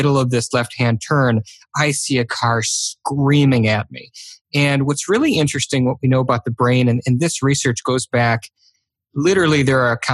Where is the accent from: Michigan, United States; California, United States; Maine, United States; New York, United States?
Michigan, United States; I grew up in Michigan to two really wonderful down-to-earth parents.